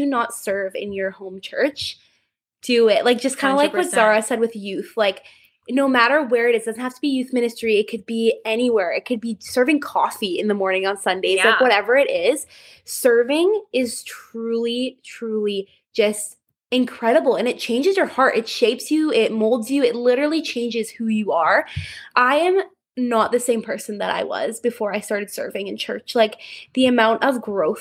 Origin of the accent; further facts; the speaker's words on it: Chilliwack, British Columbia, Canada; I was born and raised in Chilliwack, BC.